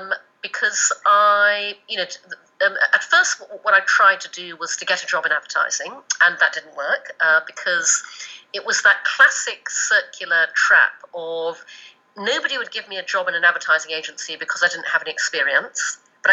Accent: Brunei; also born or lived in United Kingdom; I was born in the UK, but when I was 6, we moved to Brunei in Borneo, and so I grew up in Asia. But I went back to the UK to go to school and to university.

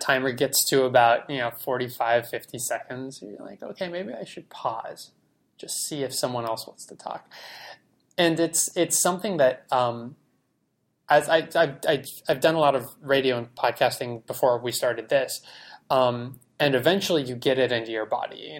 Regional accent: San Diego, California, United States; grew up in San Diego

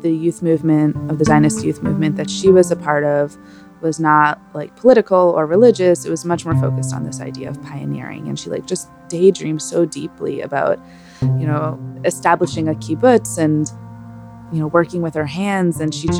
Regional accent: Boston, Massachusetts, United States; I am a documentarian and an educator based here in Boston, which is my hometown.

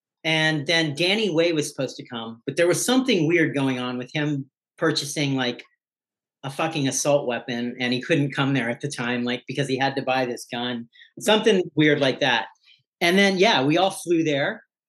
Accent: Hawaii, United States; also born or lived in New Zealand; now in Los Angeles, United States; I was born in New Zealand, but raised kind of in Hawaii and then bounced around the States a lot. But LA is the place I've lived the longest at this point in my life.

